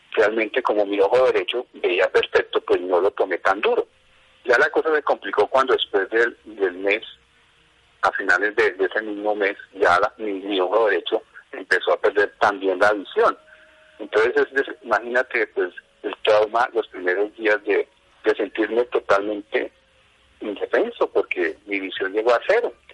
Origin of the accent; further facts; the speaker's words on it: Bogotá, Colombia; moved away as an adult; now in Cota, Colombia; mi infancia se desarrolló en Bogotá, en este momento, vivo en el municipio de Cota, aproximadamente hace unos 35 años.